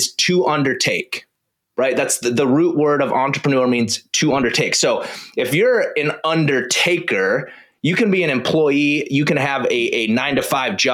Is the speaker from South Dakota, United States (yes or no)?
yes; South Dakota, United States; I grew up in South Dakota.